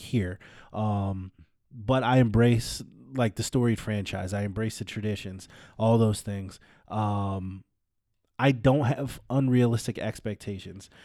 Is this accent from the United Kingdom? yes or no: no; California, United States; I'm from California